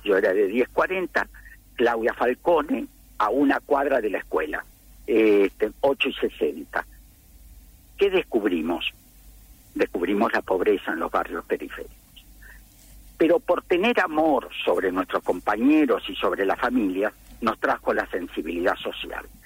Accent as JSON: {"language": "Spanish", "town": "La Plata", "region": "Buenos Aires Province", "country": "Argentina", "tie": "born or raised there", "said": "En el barrio, en el barrio donde yo vivía, centro urbano 1040 y 41, en el barrio urbano"}